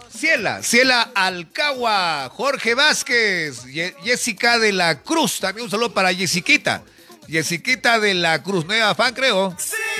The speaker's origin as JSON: {"language": "Spanish", "country": "Peru", "said": "como peruanos estamos a la expectativa"}